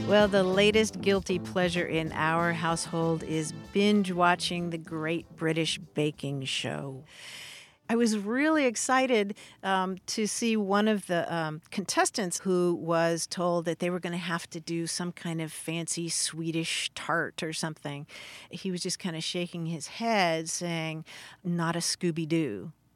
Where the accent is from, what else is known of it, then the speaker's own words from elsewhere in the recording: Kentucky, United States; I grew up in Kentucky